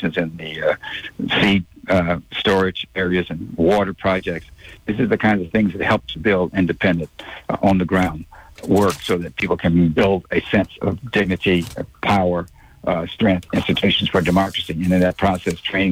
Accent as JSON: {"language": "English", "region": "the South", "country": "United States", "tie": "born or raised there", "said": "we grew up with in the South. I worked in tobacco field as a teenager."}